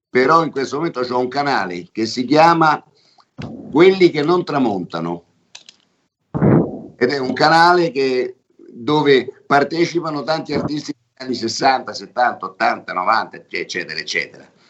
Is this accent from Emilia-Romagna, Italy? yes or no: no; Rome, Lazio, Italy; Io sono romano, quindi ah, nelle mie composizioni ogni tanto ci metto qualche parolaccia perché noi proprio ce l'abbiamo.